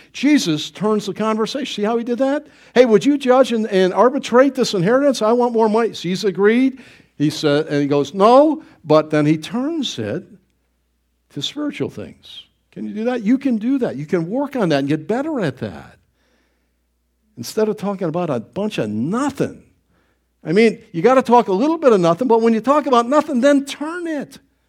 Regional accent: Niagara Falls, New York, United States; I grew up in Niagara Falls, not Niagara County there, and they'd have all kinds of warning signs.

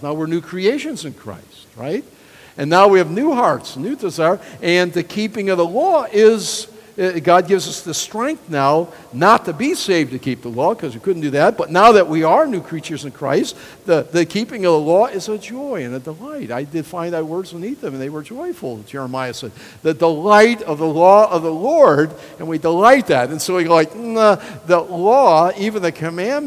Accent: United States; I love being an American

